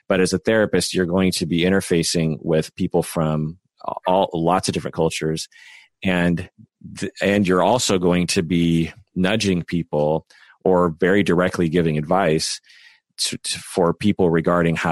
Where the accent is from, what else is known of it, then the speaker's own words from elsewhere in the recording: United States; I'm Japanese American